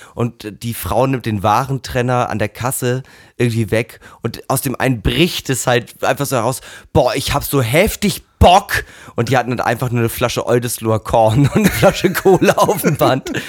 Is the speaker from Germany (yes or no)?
yes; Hamburg, Germany; als Hamburger